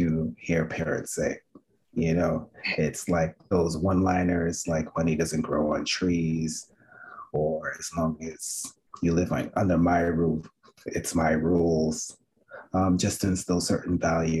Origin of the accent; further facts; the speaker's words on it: New York City, New York, United States; I grew up in Flatbush